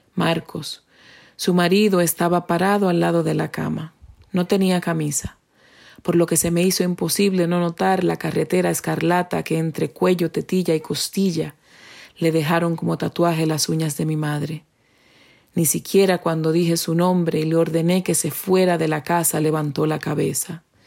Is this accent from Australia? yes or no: no; Dominican Republic; first language Spanish; now in New Hampshire, United States; soy dominicana y resido en New Hampshire, Estados Unidos.